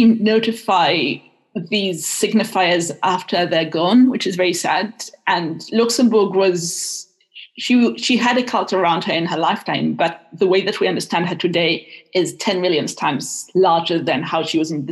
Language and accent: English; Israel; moved away; I'm half Israeli, half Welsh, and I was raised in Israel